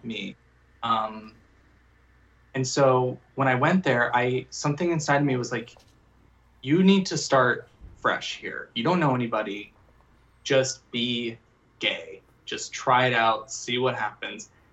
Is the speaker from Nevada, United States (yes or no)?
yes; Las Vegas, Nevada, United States; I grew up, I grew up in Las Vegas